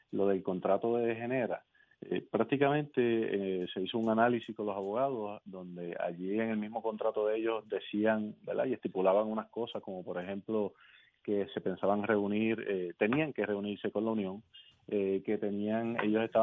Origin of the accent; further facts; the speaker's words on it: Guayanilla, Puerto Rico; soy de aquí, yo soy del patio, soy puertorriqueño.